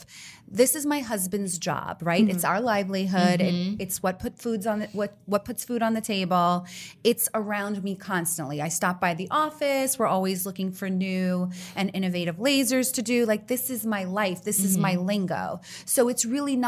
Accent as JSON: {"language": "English", "region": "New Jersey", "country": "United States", "said": "we're from Jersey"}